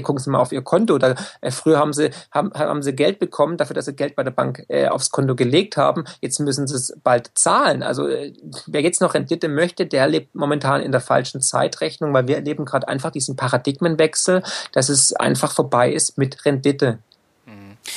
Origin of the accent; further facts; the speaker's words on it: Swabia, Germany; ich bin Schwabe, ich, ich komme aus dem Land der Häuslebauer